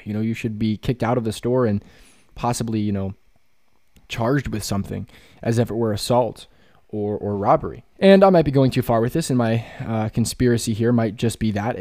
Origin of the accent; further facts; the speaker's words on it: Pennsylvania, United States; also born or lived in West Virginia; I'm from Pennsylvania